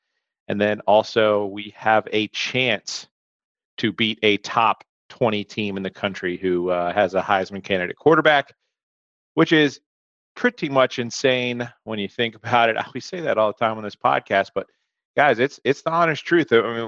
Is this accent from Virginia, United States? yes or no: yes; Hokie country, Virginia, United States; I grew up around in Hokie country